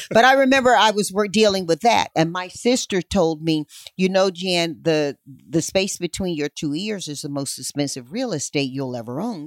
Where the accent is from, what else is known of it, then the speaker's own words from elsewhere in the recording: North Carolina, United States; my home state of North Carolina